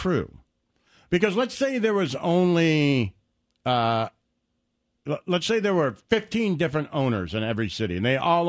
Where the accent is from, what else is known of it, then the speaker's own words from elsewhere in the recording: Detroit, Michigan, United States; When I was growing up in Detroit